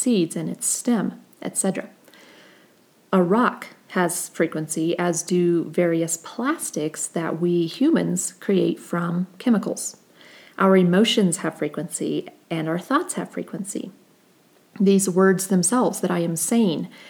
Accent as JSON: {"language": "English", "town": "Colorado Springs", "region": "Colorado", "country": "United States", "tie": "born or raised there", "said": "Colorado Springs, which is my hometown"}